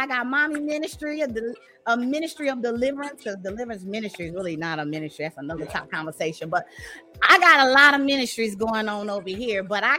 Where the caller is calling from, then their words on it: Dallas, Texas, United States; I'm coming in from Dallas, Texas.